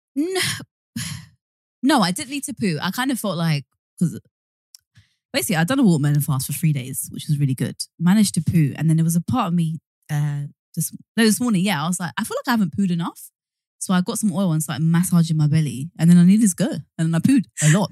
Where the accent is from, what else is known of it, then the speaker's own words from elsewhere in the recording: London, United Kingdom; we are originally from East London. We lived in Hackney